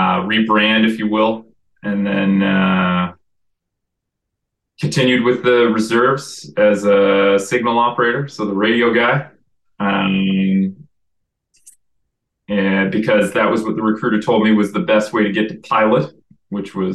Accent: Calgary, Alberta, Canada; also born or lived in Boston, United States; now in Comox, Canada; Calgary, where I did grow up

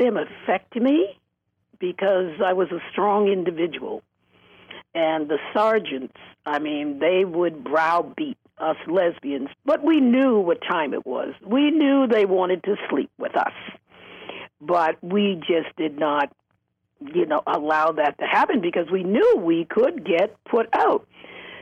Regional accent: Boston, Massachusetts, United States; also born or lived in Manhattan, New York; now in San Francisco, United States; I grew up in Boston, Massachusetts.

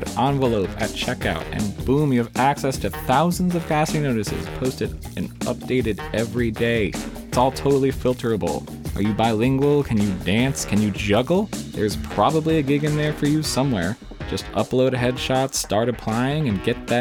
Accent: New Jersey, United States; I am cursed to sound like I was born and raised in New Jersey my entire life

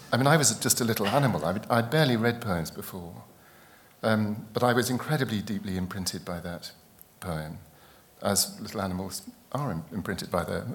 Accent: East Anglia, East of England, United Kingdom; I grew up in East Anglia.

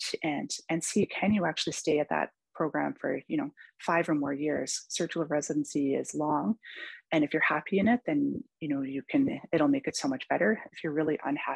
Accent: Newfoundland and Labrador, Canada; now in Vancouver, Canada; I come from Newfoundland

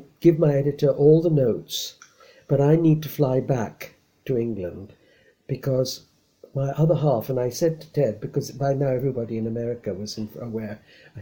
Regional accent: India; moved away; I was born in India in such and such a year

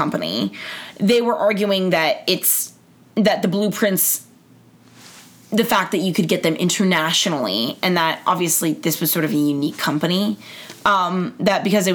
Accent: Los Angeles, California, United States; I am from Los Angeles

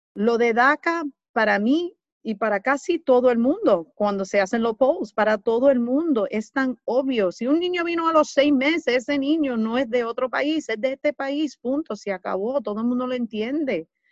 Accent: New York City, New York, United States; Yo soy nacida y criada aquí en Nueva York, en el Bronx, pero de familia latina

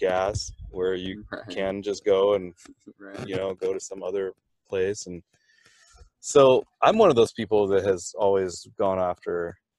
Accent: Seattle, Washington, United States; moved away; also born or lived in Thailand; because I grew up in Seattle

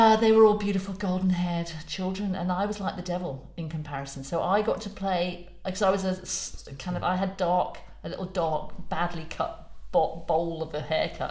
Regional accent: West Midlands, United Kingdom; I'm from the Midlands.

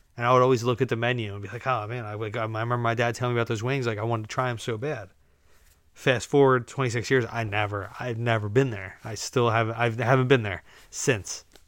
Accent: United States; We're just Americans.

